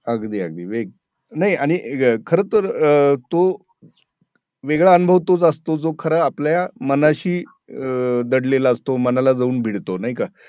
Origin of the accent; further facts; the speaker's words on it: Marathwada, Maharashtra, India; मी स्वतःही मराठवाड्यातला आहे